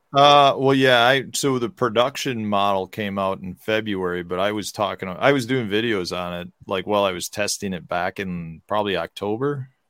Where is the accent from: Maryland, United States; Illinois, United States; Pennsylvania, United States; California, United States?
Illinois, United States; Chicago; growing up in Chicago, Al Capone's a big thing in Chi, in Chicago